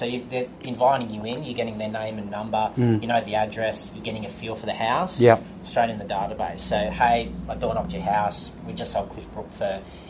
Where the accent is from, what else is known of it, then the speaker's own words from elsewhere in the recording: Barrow-in-Furness, North West England, United Kingdom; I'm originally from Barrow, so I love going down there, seeing my family, that kind of thing.